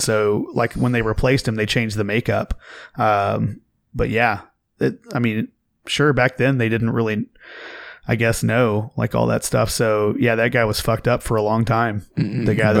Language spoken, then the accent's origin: English; Oklahoma, United States; I grew up in Oklahoma